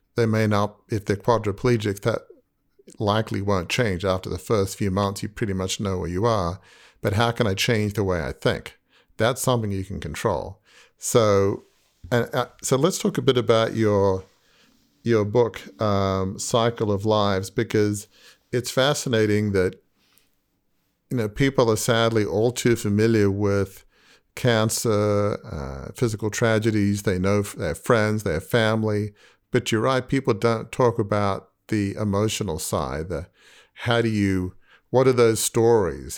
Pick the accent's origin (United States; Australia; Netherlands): Australia; I'm from Australia